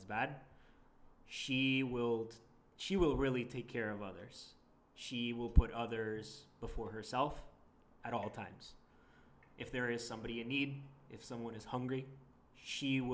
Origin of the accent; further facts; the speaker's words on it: Portugal; now in Canada; I wasn't necessarily born in Canada. I am an immigrant from Portugal